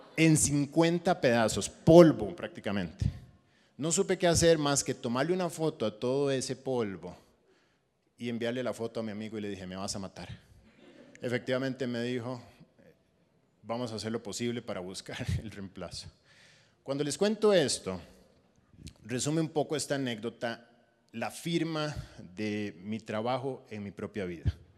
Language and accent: Spanish; Costa Rica; moved away as an adult; now in Panama; yo soy costarricense y tenía mi, mi iglesia en Costa Rica